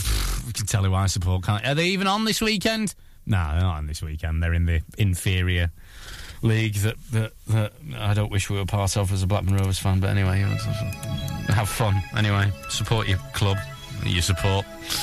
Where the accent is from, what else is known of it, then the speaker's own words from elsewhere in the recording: Germany; born there; I can do that accent because I was born in Germany and I work for a German company.